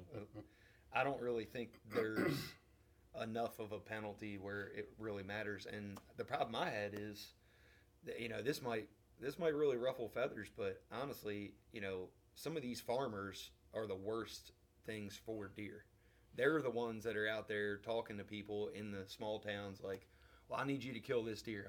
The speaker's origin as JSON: {"language": "English", "region": "Maryland", "country": "United States", "moved": "yes", "lives_now": "West Kentucky, United States", "said": "I live in West Kentucky. I'm originally from Maryland"}